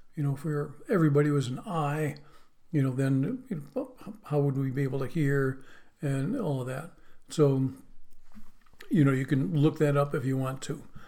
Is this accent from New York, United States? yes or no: yes; Western New York, United States; moved away; where I grew up in Western New York